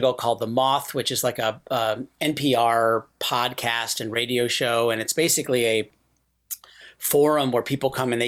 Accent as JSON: {"language": "English", "town": "Rochester", "region": "New York", "country": "United States", "tie": "born or raised there", "also_born_or_lived": "San Francisco", "moved": "yes", "said": "When I was growing up in Rochester, like I was always in the plays in school"}